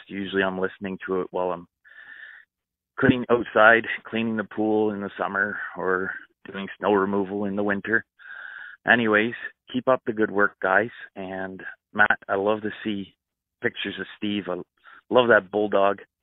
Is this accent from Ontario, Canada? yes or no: yes; London, Ontario, Canada; I hail from London